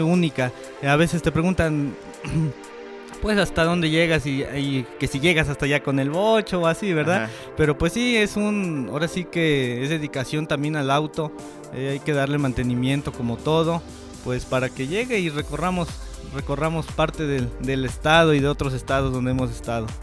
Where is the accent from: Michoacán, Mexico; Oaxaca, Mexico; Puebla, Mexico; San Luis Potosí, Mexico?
Puebla, Mexico; Zacapoaxtla; pertenezco a Puebla, ¿verdad? Pero soy orgullosamente de Zacapuazla